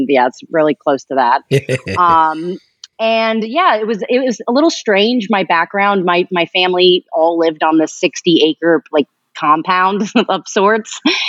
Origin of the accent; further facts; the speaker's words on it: East Stroudsburg, Pennsylvania, United States; born there; So I was born in East Stroudsburg, Pennsylvania.